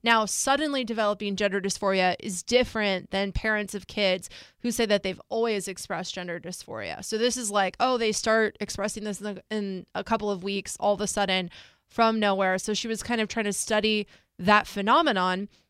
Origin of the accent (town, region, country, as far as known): United States; born or raised there